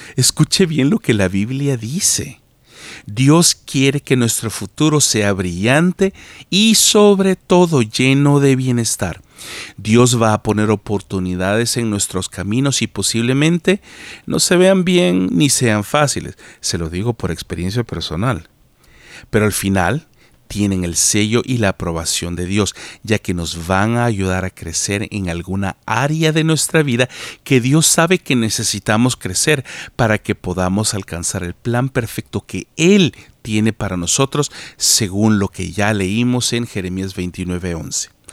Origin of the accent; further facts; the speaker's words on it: El Salvador; moved away as an adult; also born or lived in United States / Canada; salí del Salvador hace más de 15 años